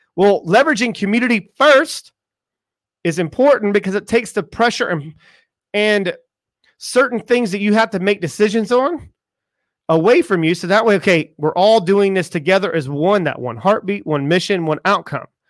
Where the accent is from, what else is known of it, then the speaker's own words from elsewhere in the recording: United States; I am from America